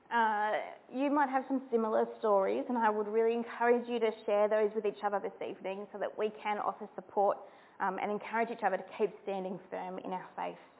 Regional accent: New South Wales, Australia; I'm from New South Wales

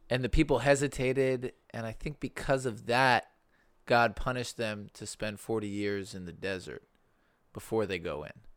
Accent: Birmingham, Alabama, United States; growing up in Birmingham, we were, maybe Carrie remembers, we weren't, we weren't, uh, very religious

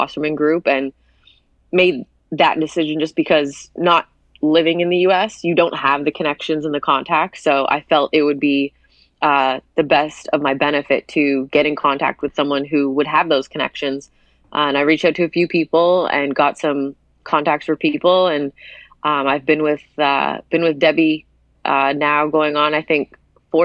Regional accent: Hamilton, Ontario, Canada; born or raised there

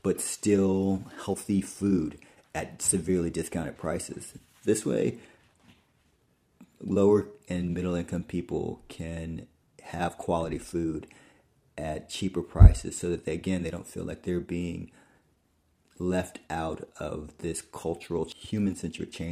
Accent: New York City, New York, United States; as a New Yorker

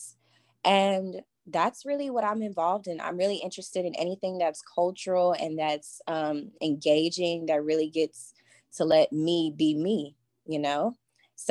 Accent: Baton Rouge, Louisiana, United States; moved away as an adult; now in Lafayette, United States; I am from Baton Rouge, Louisiana. I went to school there

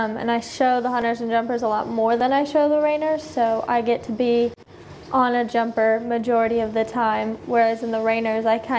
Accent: Dallas, Texas, United States; We're from Texas, kind of like the Dallas area

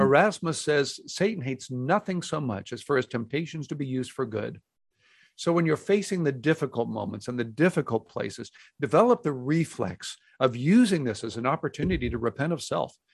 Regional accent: Houston, Texas, United States; now in Dallas, United States; I grew up in Houston

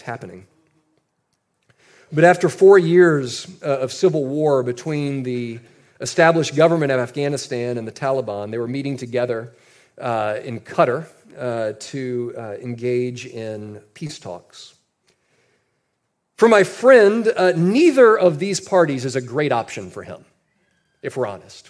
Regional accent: United States; us as Americans

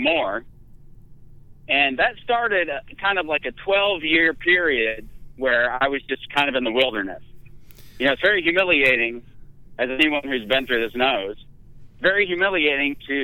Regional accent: Dayton, Ohio, United States; moved away as an adult; now in South Carolina, United States; I was born and raised in Dayton, Ohio

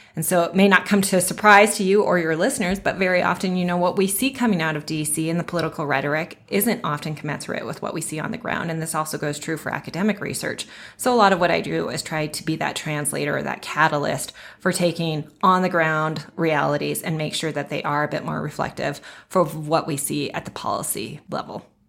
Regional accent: Bozeman, Montana, United States; also born or lived in Livingston, Montana; I was born and raised in Bozeman, Montana, which is in the southwest corner of the state

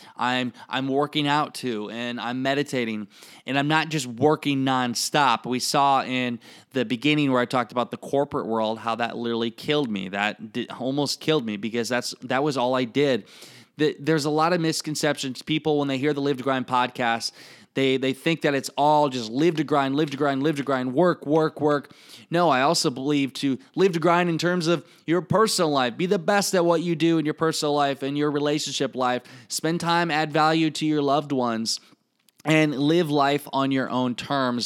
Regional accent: Iowa, United States; accent: Iowa; I still have my Iowa accent or how I talk

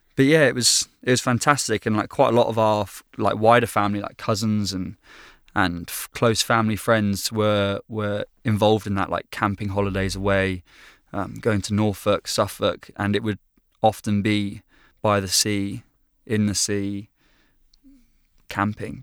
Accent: Bristol, South West England, United Kingdom; family life for me growing up has always, as long as I can remember, really been in Bristol. That's that's home for me, the great southwest of England

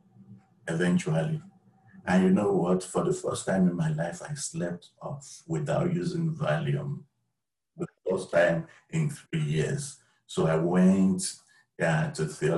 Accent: Nigeria; moved away as an adult; now in United States; I was born in Nigeria. I moved to the U.S. in 2001. And while in Nigeria, I had my first degree in economics

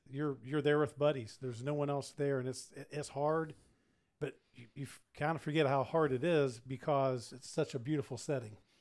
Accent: West Virginia, United States; now in Houston, United States; growing up in West Virginia

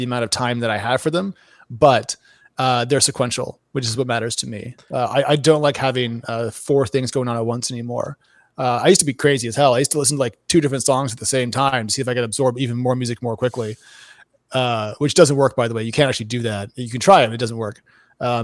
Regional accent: Oregon, United States; moved away; I grew up in Oregon where it rains a lot

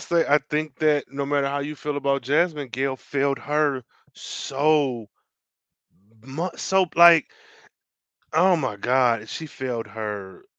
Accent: Ireland; have community, even as I'm an Irish person. Why would I not want to at least know about an Irish community?

